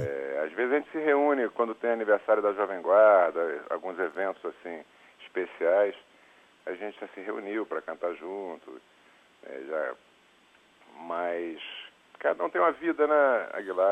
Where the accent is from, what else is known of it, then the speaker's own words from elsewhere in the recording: Rio de Janeiro, Brazil; moved away as an adult; now in Natal, Brazil; eu nasci em Natal, fui morar no Rio com quatro anos, cinco anos de idade, né? E passei minha vida, a maior parte da minha vida, no Rio de Janeiro